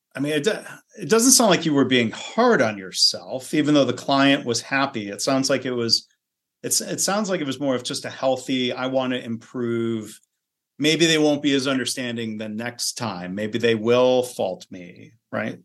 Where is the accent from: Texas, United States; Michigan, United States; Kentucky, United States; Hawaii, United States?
Michigan, United States; I grew up in Michigan